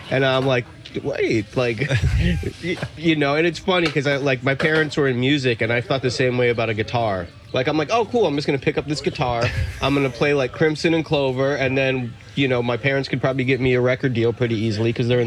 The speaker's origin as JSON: {"language": "English", "town": "Miami", "region": "Florida", "country": "United States", "tie": "born or raised there", "also_born_or_lived": "Chicago, United States / Fort Lauderdale, United States", "said": "I moved here from South Florida. I was living in Fort Lauderdale before I moved out here. All right. Yeah, but I uh, I grew up in Miami and moved around quite a bit. Um, from Chicago originally"}